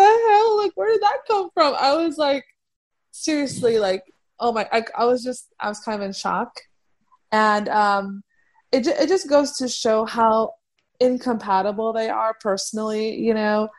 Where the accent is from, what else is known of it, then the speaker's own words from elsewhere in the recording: Afghanistan; moved away; Afghanistan because that's where I'm from originally